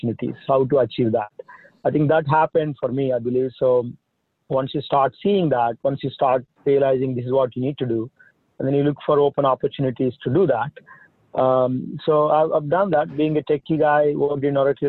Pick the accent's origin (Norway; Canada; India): India; moved away as an adult; now in United States; I'm from India. That's where I came from. I came here in 2000 for doing my master's. In India, I'm from a small village